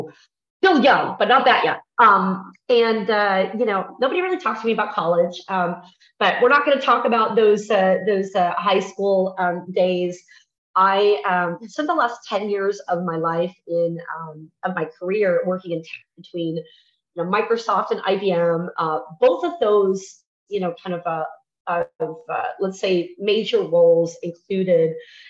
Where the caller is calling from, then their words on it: Mexico; I'm joining you from Mexico. Normally, I am based out of Texas.